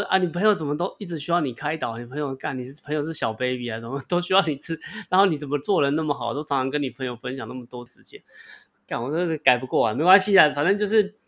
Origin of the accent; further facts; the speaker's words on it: Taiwan; accent: Taiwanese English; 他已经习惯我的台式英文了